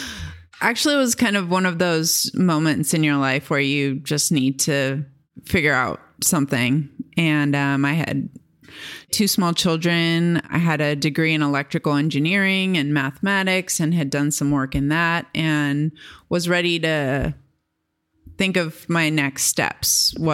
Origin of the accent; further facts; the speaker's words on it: California, United States; I grew up in camping in the Sierras and, you know, hiked the John Muir Trail with my family when I was 16 and grew up in, you know, going to Bishop, California with streams running through the properties